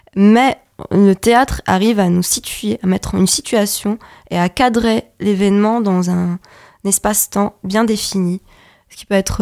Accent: Lebanon; moved away as an adult; now in France; je suis libanaise et donc pendant la, la, la, période où j'ai décidé de venir en France

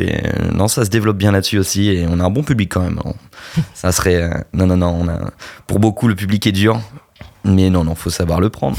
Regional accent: Normandy, France; On est normand

